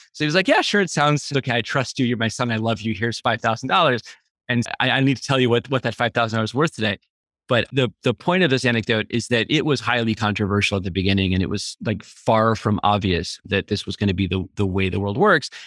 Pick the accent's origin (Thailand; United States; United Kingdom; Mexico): United States; Boston, Massachusetts; I'm originally from Boston